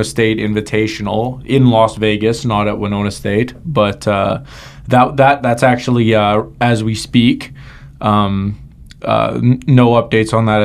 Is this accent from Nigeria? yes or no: no; Canada; growing up in Canada